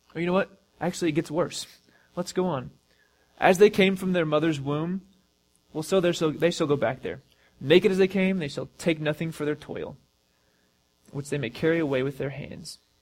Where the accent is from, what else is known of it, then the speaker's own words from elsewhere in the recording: United States; as American Christians